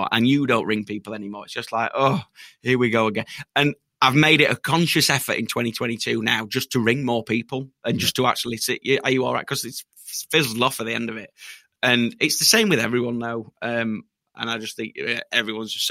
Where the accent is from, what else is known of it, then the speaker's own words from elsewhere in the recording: Yorkshire and the Humber, United Kingdom; We're from Yorkshire